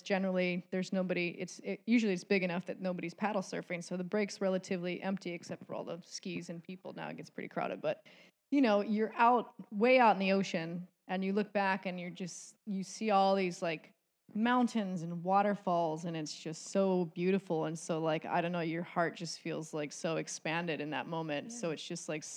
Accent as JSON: {"language": "English", "area": "Kauai", "region": "Hawaii", "country": "United States", "tie": "born or raised there", "said": "I grew up on Kauai"}